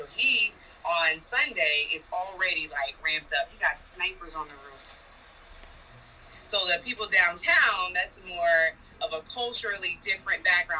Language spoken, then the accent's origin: English; New York, United States; They call me the New York girl.